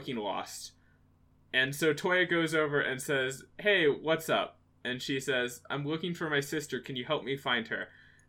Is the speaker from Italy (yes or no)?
no; United States; as an American